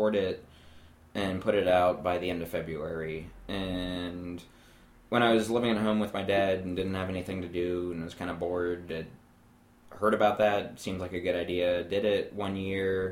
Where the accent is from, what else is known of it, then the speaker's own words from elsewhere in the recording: Worthington, Ohio, United States; also born or lived in Kent, Ohio; I grew up in Worthington